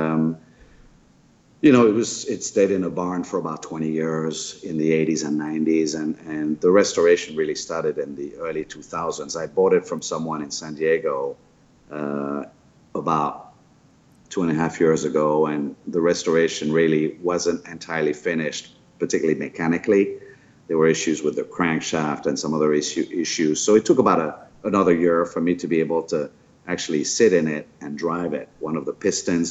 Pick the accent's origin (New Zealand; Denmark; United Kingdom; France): France; moved away; born and raised in France